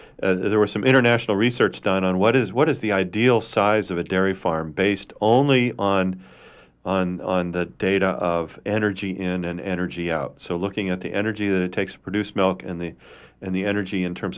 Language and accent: English; Indiana, United States; where I grew up in Indiana